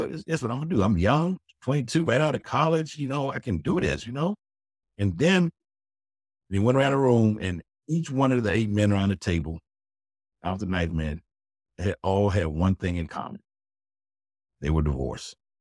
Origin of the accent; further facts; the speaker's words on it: Washington, District of Columbia, United States; Growing up in South East D C